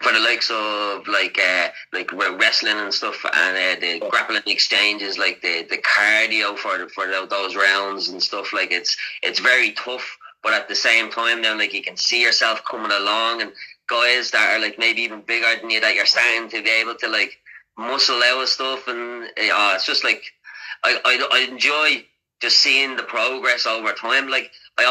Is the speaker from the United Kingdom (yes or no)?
no; Dublin, Leinster, Ireland; I'm actually from Crumlin. I'm from Crumlin, that's where Conor is from as well